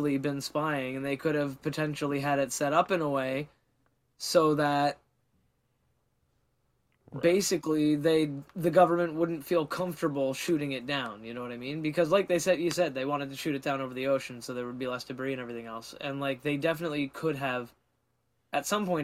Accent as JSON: {"language": "English", "country": "Canada", "said": "As a Canadian"}